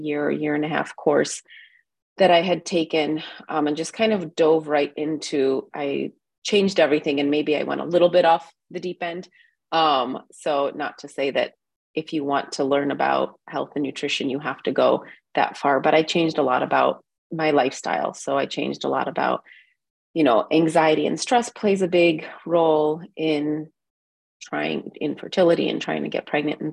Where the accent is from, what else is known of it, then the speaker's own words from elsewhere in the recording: Cleveland, Ohio, United States; moved away as an adult; also born or lived in Georgia (country) / New York City; now in Valparaiso, United States; we immigrated with my family to Cleveland, Ohio, actually when I was 4 years old. So technically I grew up in the United States.